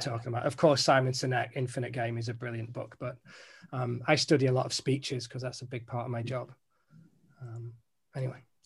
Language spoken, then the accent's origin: English; Manchester, North West England, United Kingdom; I'm from Manchester